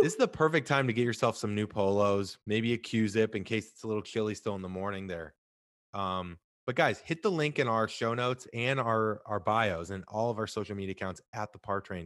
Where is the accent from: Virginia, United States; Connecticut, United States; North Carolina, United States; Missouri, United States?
Missouri, United States; St. Louis; now in Southern California, United States; I'm from Saint Louis originally